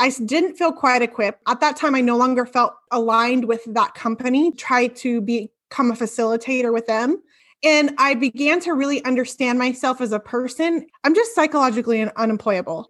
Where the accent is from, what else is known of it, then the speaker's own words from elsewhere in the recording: Bonney Lake, Washington, United States; I am from Bonnie Lake, Washington. It's a town south